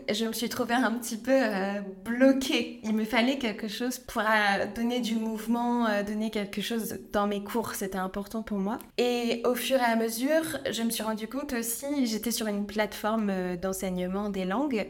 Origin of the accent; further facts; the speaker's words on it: France; moi je suis née donc euh, en France, j'ai grandi à la campagne